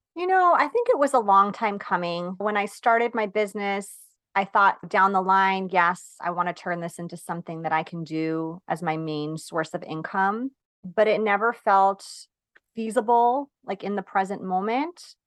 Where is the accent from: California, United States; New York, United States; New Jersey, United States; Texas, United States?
New York, United States; I'm from New York.